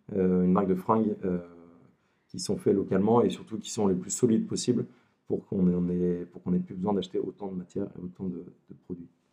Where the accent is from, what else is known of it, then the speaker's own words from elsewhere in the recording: Lille, Hauts-de-France, France; je suis originaire de Lille